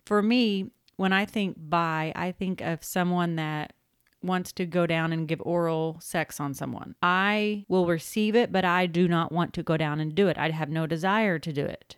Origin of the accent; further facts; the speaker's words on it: Oklahoma, United States; moved away; we are originally from Oklahoma